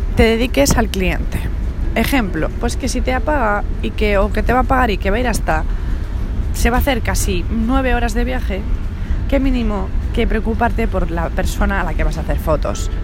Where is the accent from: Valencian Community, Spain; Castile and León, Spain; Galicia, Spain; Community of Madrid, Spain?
Community of Madrid, Spain; Madrid; nosotros somos de Madrid